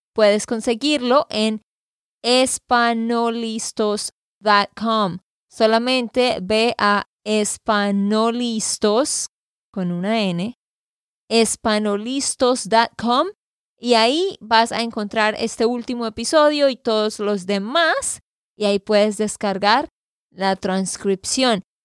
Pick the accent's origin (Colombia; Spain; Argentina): Colombia; Santander; de Santander, Colombia